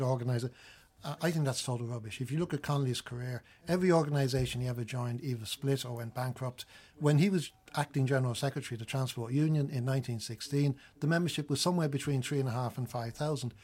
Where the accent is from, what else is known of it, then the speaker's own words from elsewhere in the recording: United Kingdom; I grew up in Britain mainly